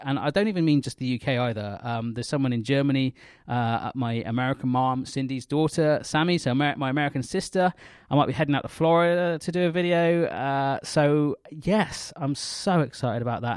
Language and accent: English; the West, South West England, United Kingdom; I come from the West